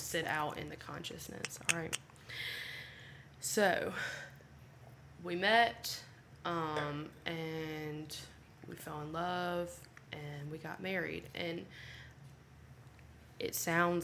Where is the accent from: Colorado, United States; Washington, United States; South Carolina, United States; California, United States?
South Carolina, United States; near Greenville; also born or lived in Clemson; we do live in my hometown